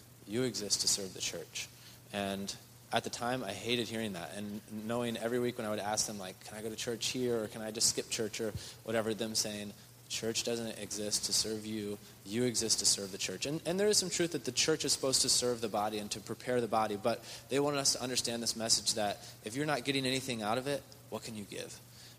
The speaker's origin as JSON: {"language": "English", "country": "Spain", "tie": "born or raised there", "second_language": "English", "moved": "yes", "said": "Growing up in Spain, the churches in Spain are very, very small overall."}